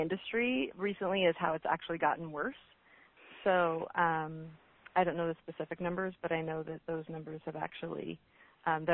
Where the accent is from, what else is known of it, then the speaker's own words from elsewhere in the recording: Oroville, California, United States; I grew up in Oroville, which is in Northern California